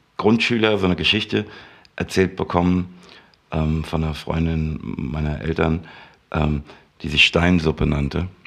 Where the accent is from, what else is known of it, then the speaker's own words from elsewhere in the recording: Frankfurt, Hesse, Germany; ich komme aus der Röhlermer Landstraße